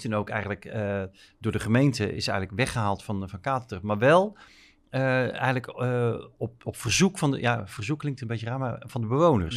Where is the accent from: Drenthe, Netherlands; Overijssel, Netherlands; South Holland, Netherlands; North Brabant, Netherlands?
North Brabant, Netherlands; moved away as an adult; also born or lived in Rotterdam; ik kom eigenlijk helemaal niet uit Rotterdam, ik kom eigenlijk uit Brabant, uit Schat.